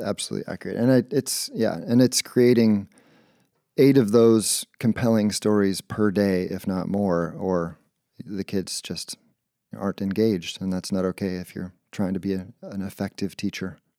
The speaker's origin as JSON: {"language": "English", "town": "Tualatin", "region": "Oregon", "country": "United States", "tie": "born or raised there", "also_born_or_lived": "Ketchum, Idaho", "moved": "as an adult", "lives_now": "Seattle, United States", "said": "I grew up in Oregon"}